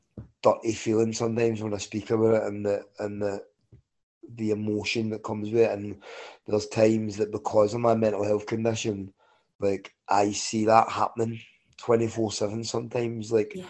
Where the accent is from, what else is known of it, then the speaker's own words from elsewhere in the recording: Glasgow, Scotland, United Kingdom; born there; I was born in 1978 in Glasgow, and I was born in an environment that you would associate with Belfast.